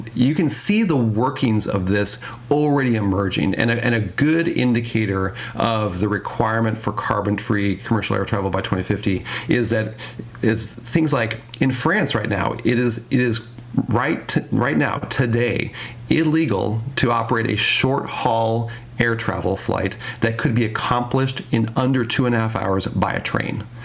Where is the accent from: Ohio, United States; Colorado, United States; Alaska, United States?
Colorado, United States; Denver; now in Seattle, United States; I, I grew up in Denver, I live in Seattle now, but I grew up in Denver